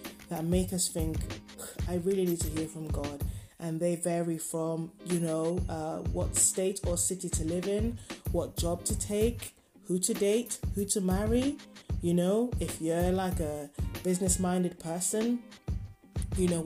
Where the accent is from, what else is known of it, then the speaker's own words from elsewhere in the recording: Nigeria; I grew up in Nigeria, so, you know, people pray often